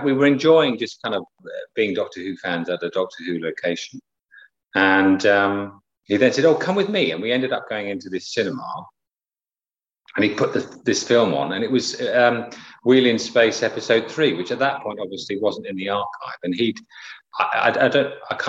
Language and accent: English; Southampton, South East England, United Kingdom; moved away; also born or lived in Pembrokeshire, Wales; I was growing up in Southampton on the south coast